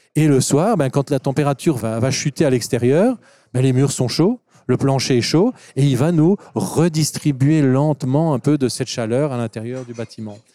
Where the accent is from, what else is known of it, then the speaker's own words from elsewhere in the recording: Wallonia, Belgium; chez nous en Belgique ou en Wallonie